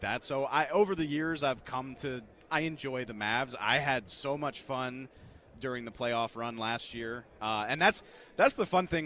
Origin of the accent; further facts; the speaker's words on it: New Orleans, Louisiana, United States; moved away; I'm from New Orleans originally.